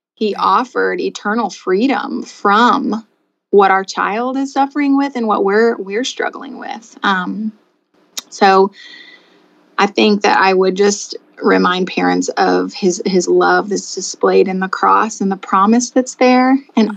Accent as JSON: {"language": "English", "town": "Anna", "region": "Illinois", "country": "United States", "moved": "yes", "lives_now": "Rector, Pennsylvania, United States", "said": "I'm from Southern Illinois, Southern Illinois, a small town called Anna"}